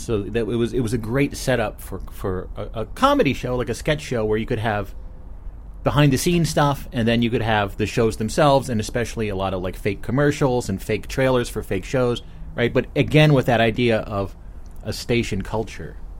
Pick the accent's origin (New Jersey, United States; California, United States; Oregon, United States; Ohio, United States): New Jersey, United States; I'm from New Jersey, not Canada